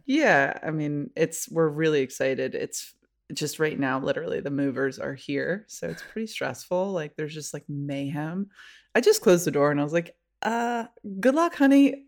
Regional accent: Rochester, New York, United States; moved away; grew up in Rochester, New York

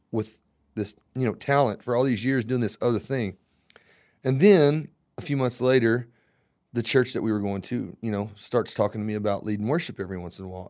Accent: Florida, United States; I was born in Florida

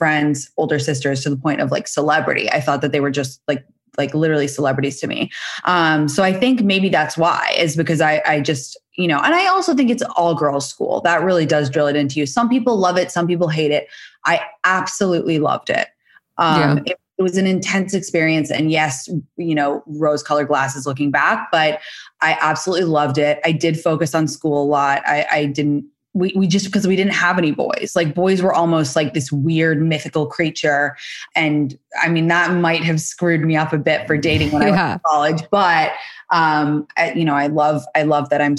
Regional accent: London, United Kingdom; moved away as an adult; now in United States; I am 30 years old. I'm from London, England.

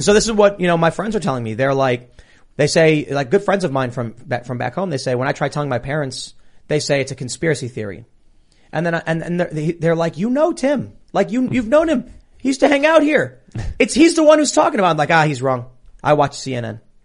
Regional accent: United States; as an American

